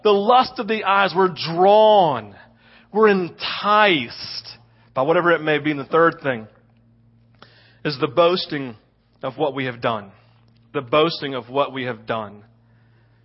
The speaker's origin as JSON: {"language": "English", "region": "the South", "country": "United States", "tie": "born or raised there", "said": "We live it growing up in the South"}